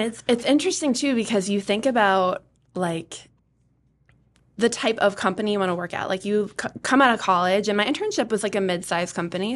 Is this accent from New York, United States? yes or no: no; Atkinson, New Hampshire, United States; I grew up in Atkinson. I have lived in New Hampshire my whole life